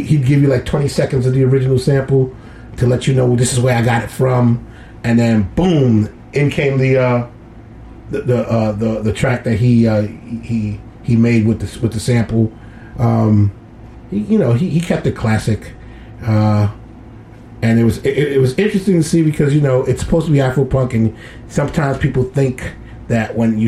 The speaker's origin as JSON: {"language": "English", "town": "New York City", "region": "New York", "country": "United States", "tie": "born or raised there", "said": "my hometown."}